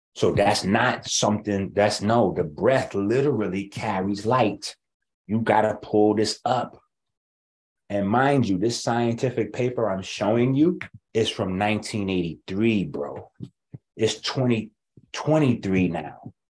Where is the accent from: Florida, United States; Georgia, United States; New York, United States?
New York, United States; I'm from New York.